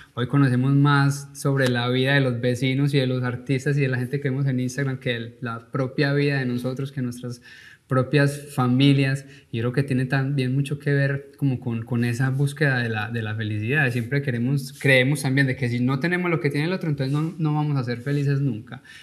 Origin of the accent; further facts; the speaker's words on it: Paisa region, Antioquia, Colombia; now in United States; como paisa o como colombiano